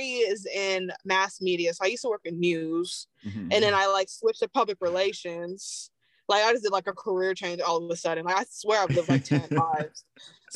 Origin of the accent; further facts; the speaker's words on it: New York, United States; moved away; also born or lived in Henry County, Georgia; I grew up in New York, and those public schools, not all that.